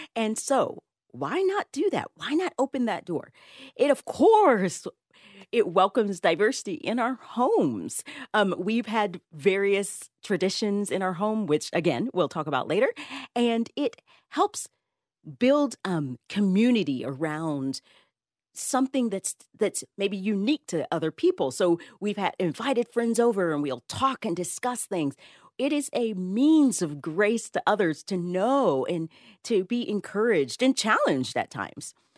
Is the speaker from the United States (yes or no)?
yes; the South, United States; I grew up in at the South